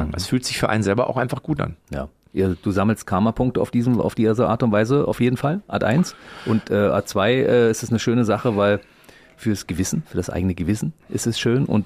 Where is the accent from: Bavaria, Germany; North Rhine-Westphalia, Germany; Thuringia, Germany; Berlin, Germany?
Berlin, Germany; Als Berliner kann ich das einschätzen.